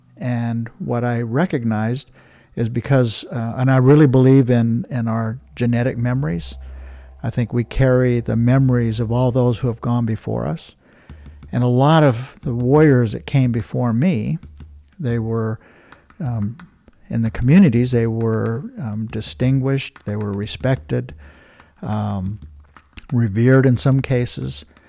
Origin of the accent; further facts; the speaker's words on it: Blackfeet Reservation, Montana, United States; I'm from the Blackfeet Reservation